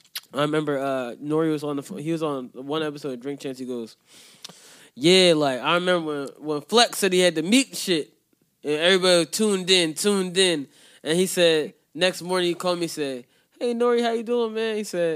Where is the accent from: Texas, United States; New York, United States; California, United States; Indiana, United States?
New York, United States; You in New York. We in New York. I'm from New York.